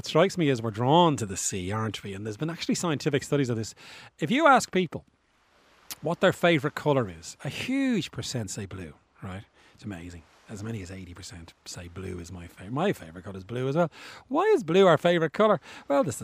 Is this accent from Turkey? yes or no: no; Bray, Leinster, Ireland; moved away; I'm from Bray, County Wicklow, and I went back there a couple of weeks ago